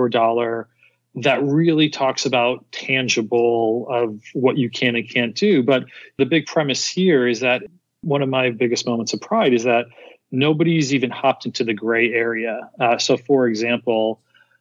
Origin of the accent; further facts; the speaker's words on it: Scranton, Pennsylvania, United States; also born or lived in Philadelphia; I'm from Philly originally, actually Scranton